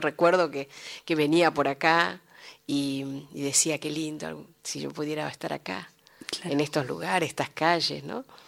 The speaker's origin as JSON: {"language": "Spanish", "town": "Bahía Blanca", "region": "Buenos Aires Province", "country": "Argentina", "moved": "as an adult", "lives_now": "Buenos Aires, Argentina", "said": "yo soy de Bahía Blanca"}